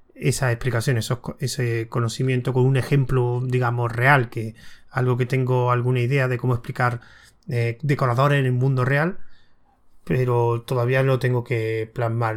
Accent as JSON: {"language": "Spanish", "town": "Córdoba", "region": "Andalusia", "country": "Spain", "said": "yo soy de Córdoba"}